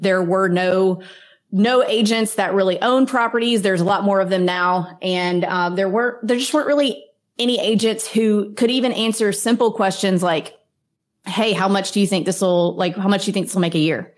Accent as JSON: {"language": "English", "region": "Mississippi", "country": "United States", "tie": "born or raised there", "moved": "yes", "lives_now": "Florida, United States", "said": "I grew up in Mississippi"}